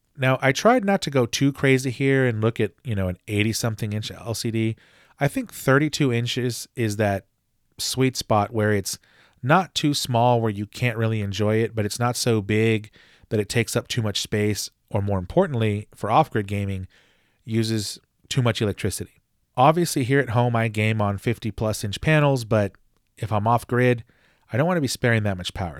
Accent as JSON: {"language": "English", "region": "Texas", "country": "United States", "said": "my home state of Texas"}